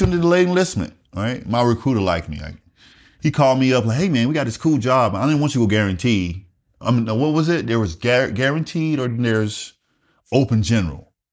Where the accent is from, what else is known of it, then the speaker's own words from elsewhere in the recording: Wagener, South Carolina, United States; moved away as an adult; also born or lived in Columbia, South Carolina; I grew up in rural South Carolina, a small town called Wagoner, South Carolina.